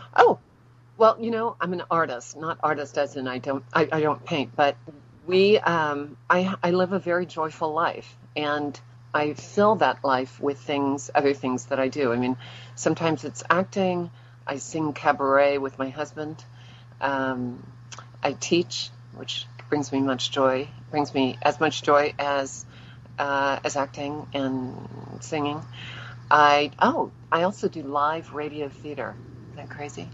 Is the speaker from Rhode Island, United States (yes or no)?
no; New Orleans, Louisiana, United States; moved away as an adult; also born or lived in Los Angeles; now in Tampa, United States; I am originally from New Orleans